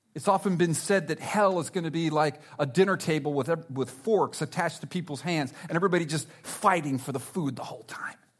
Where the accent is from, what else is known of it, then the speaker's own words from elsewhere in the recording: South Florida, United States; I'm from South Florida. I love South Florida